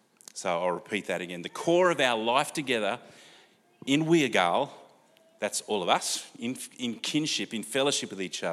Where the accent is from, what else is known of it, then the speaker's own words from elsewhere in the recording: Gunnedah, New South Wales, Australia; born there; also born or lived in Wellington, Australia / Canberra, Australia; We moved from Gunnedah in my family to a place called Wellington in New South Wales, which is kind of near Dubbo, which is on Wiradjuri country.